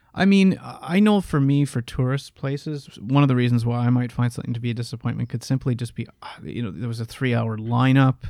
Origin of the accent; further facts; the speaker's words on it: Canada; we are both Canadian